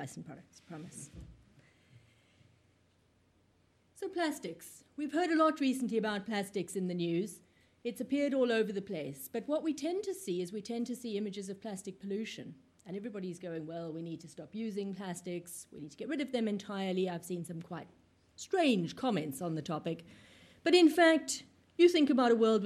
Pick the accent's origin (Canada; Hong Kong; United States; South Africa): South Africa; now in United Kingdom; I come from South Africa